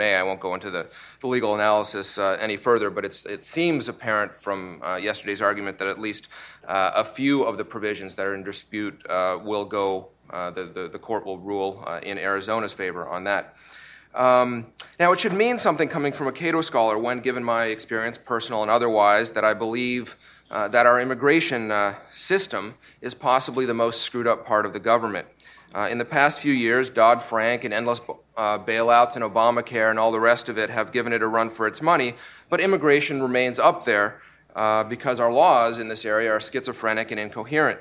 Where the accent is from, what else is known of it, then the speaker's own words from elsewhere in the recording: Canada; also born or lived in Russia; now in United States; I was born in Russia and my family came to Canada when I was little